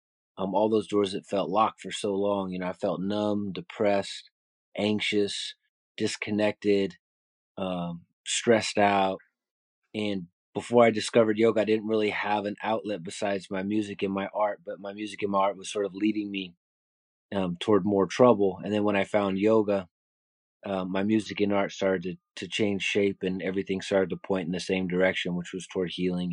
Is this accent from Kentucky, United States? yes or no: no; Bay Area, California, United States; So I grew up in the Bay Area, was a graffiti artist